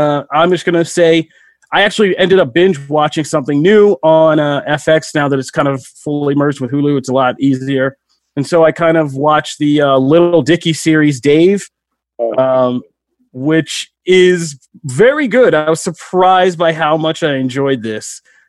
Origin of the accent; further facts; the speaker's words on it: outside Philadelphia, Pennsylvania, United States; Funny enough for where I grew up in outside Philadelphia.